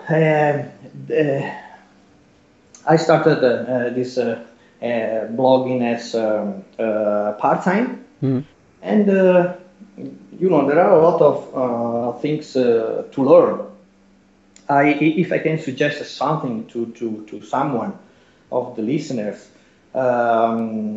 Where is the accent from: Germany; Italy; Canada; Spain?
Italy; English is a second language; I'm Italian, so English is my second language, or maybe my third language, because I can speak Spanish much better than English